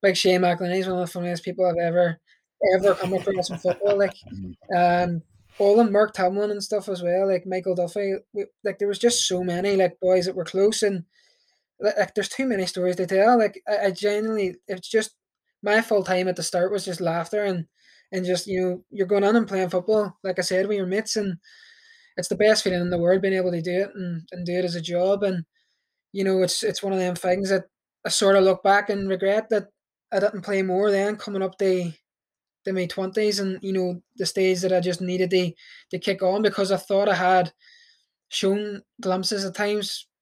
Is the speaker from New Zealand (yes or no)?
no; Derry, Northern Ireland, United Kingdom; I was coming in and playing for my hometown